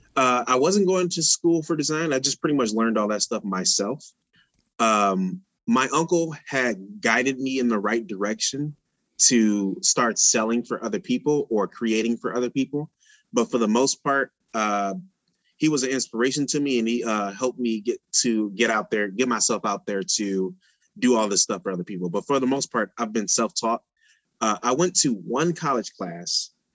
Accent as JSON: {"language": "English", "town": "Detroit", "region": "Michigan", "country": "United States", "tie": "born or raised there", "also_born_or_lived": "Pontiac, Michigan", "moved": "as an adult", "lives_now": "Iowa, United States", "said": "I'm from Detroit, and I moved to the Pontiac when I was uh, 16"}